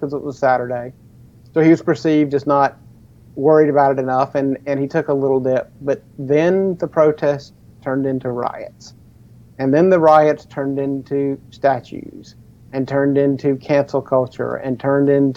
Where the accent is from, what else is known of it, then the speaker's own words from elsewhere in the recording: United States; We are Americans